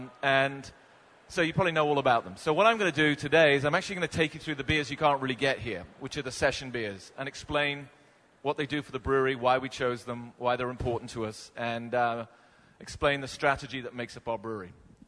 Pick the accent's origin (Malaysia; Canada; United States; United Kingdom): United Kingdom; moved away; I'm a Brit.